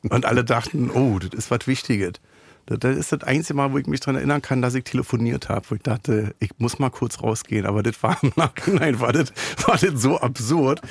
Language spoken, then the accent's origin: German; Berlin, Germany; Ich bin aus Neukölln